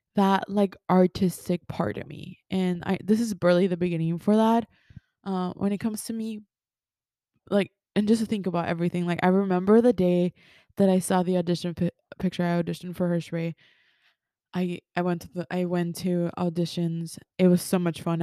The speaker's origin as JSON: {"language": "English", "country": "Mexico", "tie": "born or raised there", "also_born_or_lived": "Texas", "first_language": "Spanish", "second_language": "English", "moved": "yes", "said": "I was born in Texas, but I was raised in Mexico. My first language is Spanish"}